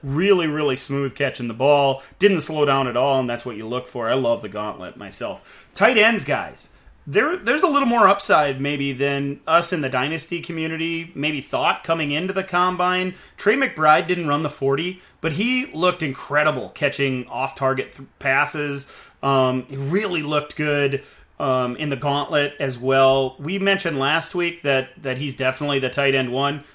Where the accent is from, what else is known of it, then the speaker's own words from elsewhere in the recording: South Dakota, United States; I'm from South Dakota.